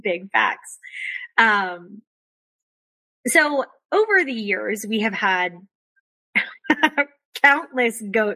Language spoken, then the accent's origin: English; Florida, United States; now in North Carolina, United States; I grew up in Florida